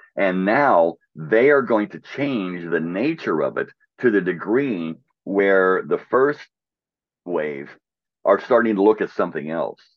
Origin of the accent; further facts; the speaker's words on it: Pittsburgh, Pennsylvania, United States; when I was a kid, li, growing, growing up in Pittsburgh